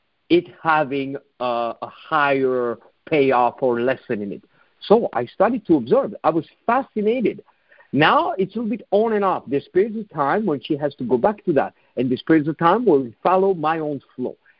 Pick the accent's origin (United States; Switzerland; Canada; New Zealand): Switzerland; moved away; my home country, in Switzerland